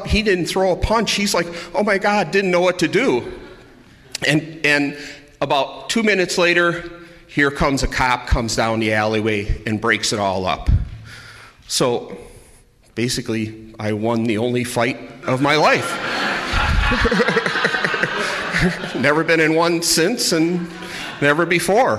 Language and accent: English; Milwaukee, Wisconsin, United States; I grew up in Milwaukee, and I went to Catholic grade school and high school